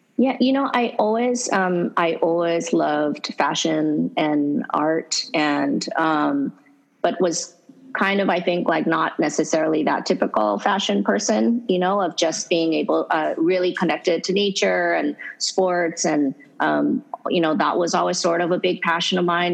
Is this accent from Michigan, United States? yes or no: no; Hawaii, United States; I'm um, so so lucky and fortunate to be born and raised in Hawaii